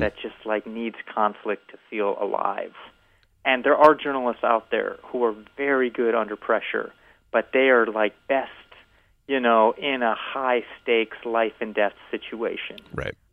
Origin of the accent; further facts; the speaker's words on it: Evanston, Illinois, United States; moved away as an adult; I grew up in Evanston, Illinois